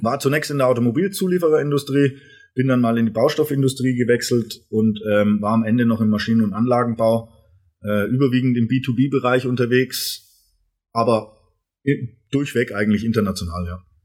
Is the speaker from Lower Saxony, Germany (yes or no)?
no; Erlangen, Bavaria, Germany; moved away as an adult; now in Rottweil, Germany; ich bin komme ursprünglich aus, aus Erlangen, ein, ein waschechter Franke